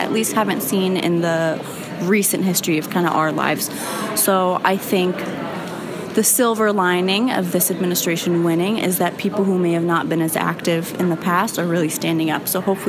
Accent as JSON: {"language": "English", "town": "Chicago", "region": "Illinois", "country": "United States", "tie": "born or raised there", "said": "I'm from Chicago. I'm a student here, and I was born here, but my parents are Iranian immigrants."}